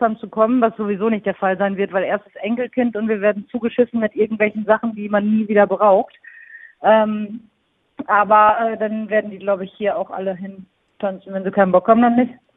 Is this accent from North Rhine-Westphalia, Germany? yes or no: yes; near Münster, North Rhine-Westphalia, Germany; now in Cologne, Germany; ich komme aus der Nähe von Münster